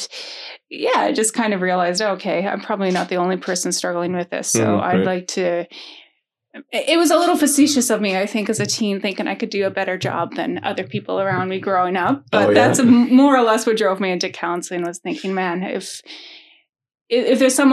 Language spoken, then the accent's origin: English; Alberta, Canada; moved away; I grew up actually in Alberta